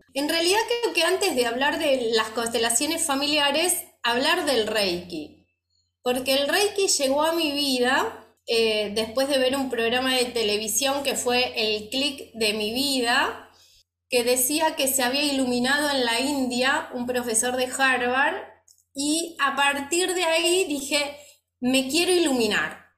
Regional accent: Argentina; me fui sola de Argentina

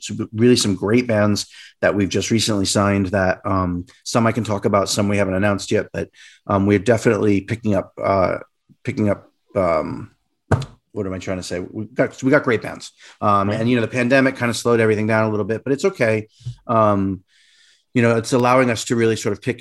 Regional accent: Rhode Island, United States; moved away; also born or lived in New York; I grew up in Rhode Island, which is a really tiny state.

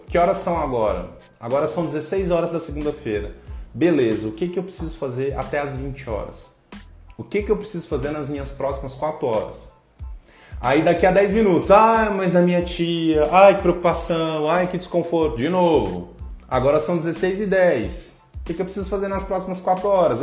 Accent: Goiânia, Goiás, Brazil; moved away; vem lá da minha terra, lá de Goiás

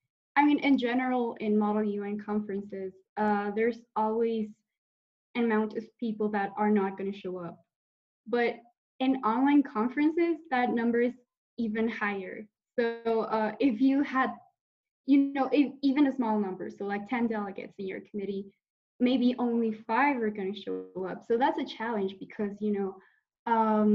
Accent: Mexico; I'm from Mexico

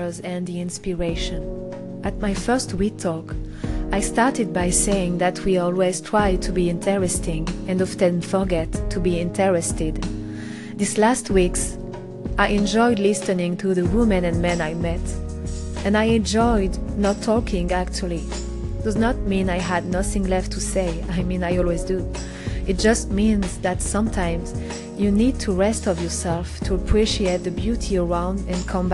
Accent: Normandy, France; accent: French; English is a second language; now in Paris, France; I grew up in the Normandy countryside in a family house

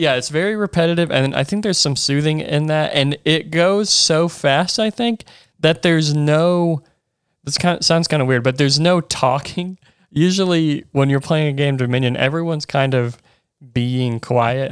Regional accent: Chattanooga, Tennessee, United States; I grew up in Chattanooga

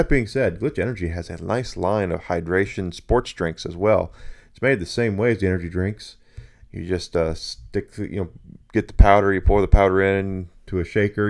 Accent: Southern United States, United States; I grew up in the South. One of the places I grew up was in the South. I grew up all over the place, quite frankly, but I really like the South.

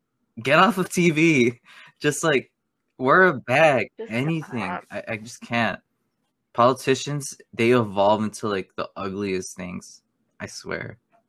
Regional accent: Spain; born there; I was born in Spain. Yeah, that's all I'm willing to say.

